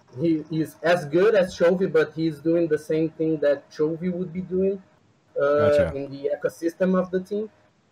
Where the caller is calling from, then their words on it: Brazil; I'm calling from Brazil, actually.